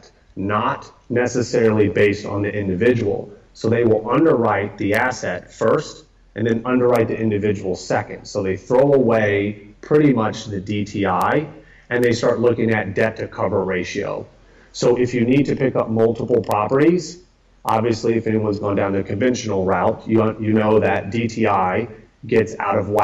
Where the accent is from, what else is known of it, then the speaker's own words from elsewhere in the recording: Atlanta, Georgia, United States; now in Austin, United States; I grew up in Atlanta